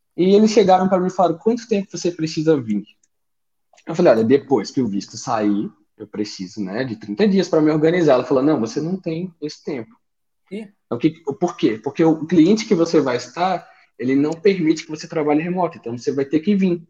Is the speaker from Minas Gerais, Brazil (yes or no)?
no; Brasília, Federal District, Brazil; moved away as an adult; now in Portugal; Sou natural de Brasília, é, vim para Portugal tem praticamente seis meses aí